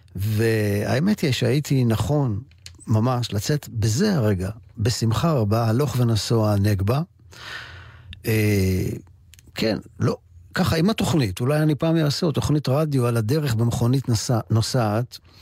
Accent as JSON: {"language": "Hebrew", "town": "Ramat Gan", "region": "Tel Aviv District", "country": "Israel", "tie": "born or raised there", "said": "אני גרתי מגיל שלוש עד גיל תשע בצל גבעה ברמת גן"}